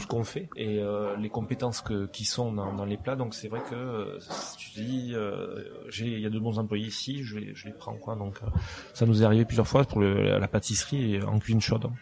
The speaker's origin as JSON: {"language": "French", "town": "Lourdes", "region": "Occitania", "country": "France", "tie": "born or raised there", "also_born_or_lived": "Toulouse", "accent": "south of France", "moved": "as an adult", "lives_now": "Barcelona, Spain", "said": "je suis né à Lourdes en fait, où j'ai vécu euh, mon enfance jusqu'à l'âge de 18 ans à peu près"}